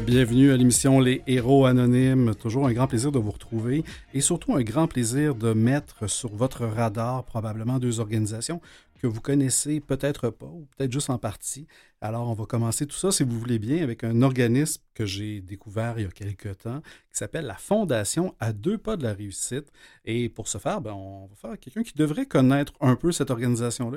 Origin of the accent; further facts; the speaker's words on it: L'Épiphanie, Quebec, Canada; j'ai grandi dans la Naudière, à l'Épiphanie.